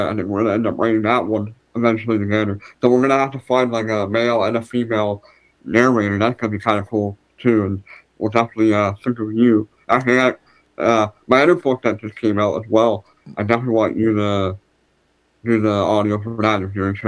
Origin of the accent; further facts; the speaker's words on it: Canada; I'm a Canadian